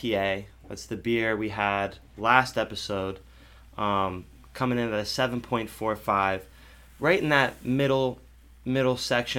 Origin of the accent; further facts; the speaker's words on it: Bucks County, Pennsylvania, United States; my hometown beer from Bucks County, PA